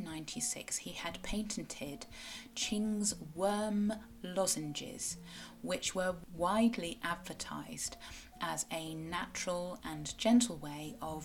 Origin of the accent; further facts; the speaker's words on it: Cornwall, South West England, United Kingdom; I am a Cornish writer and blogger